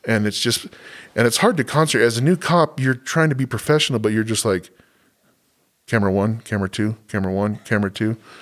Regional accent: Southwest, United States; moved away; I grew up in the Southwest

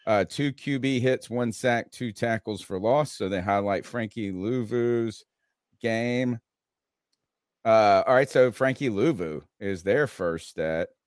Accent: Winterville, North Carolina, United States; I'm from Winterville, you're, North Carolina

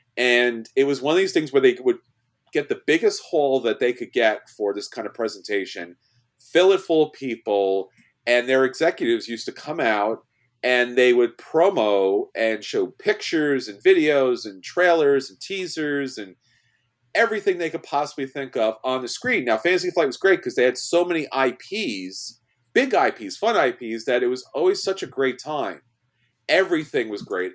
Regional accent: New York, United States; I'm from New York and I'm Italian

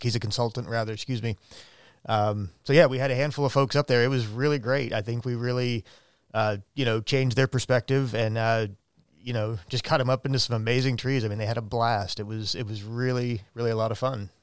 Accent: Middletown, Ohio, United States; now in Eugene, United States; I'm from just outside of Cincinnati. I grew up in Middletown, Ohio

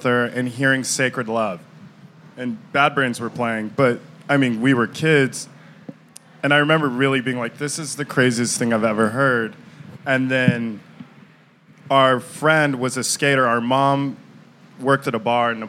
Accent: Manitou Springs, Colorado, United States; we grew up in Colorado Springs. Well, we grew up in Manitou Springs

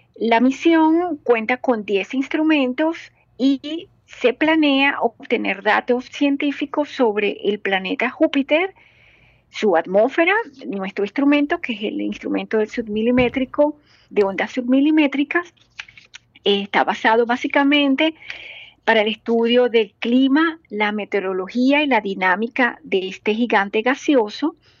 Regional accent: Venezuela; now in Germany; como venezolana, como latinoamericana

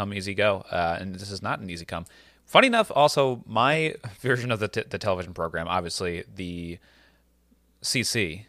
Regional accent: New York, United States; accent: New York; my New York accent.

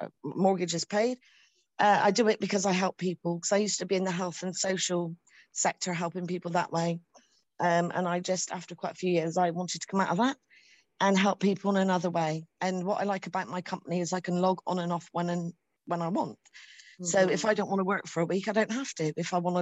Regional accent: United Kingdom; I'm from the United Kingdom.

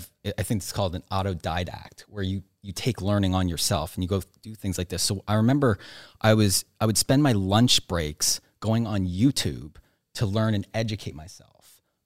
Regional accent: Nova Scotia, Canada; So I grew up on the East Coast of Canada, Nova Scotia, not a lot of people there.

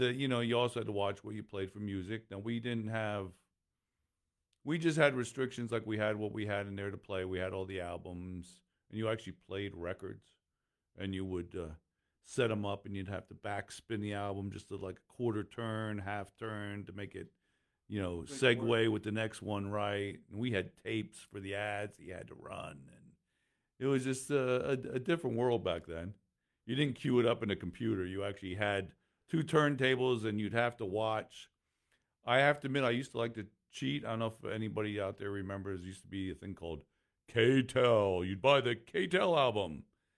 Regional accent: Lehigh Valley, Pennsylvania, United States; I'm from the Lehigh Valley

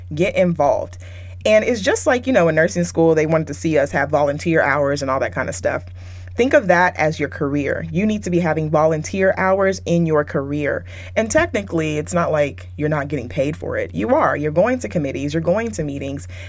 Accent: Texas, United States; moved away as an adult; now in California, United States; I currently live in Cali, but I was raised and my my career started in Texas

